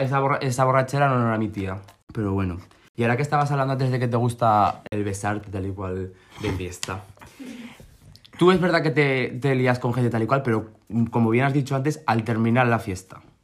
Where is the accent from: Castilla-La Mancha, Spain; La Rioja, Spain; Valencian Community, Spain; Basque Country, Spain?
La Rioja, Spain; moved away; also born or lived in Madrid; soy de La mm. Rioja